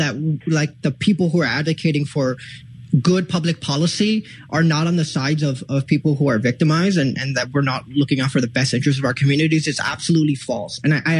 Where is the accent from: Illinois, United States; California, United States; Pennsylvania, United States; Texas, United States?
Illinois, United States; Chicago; I grew up in Little Village.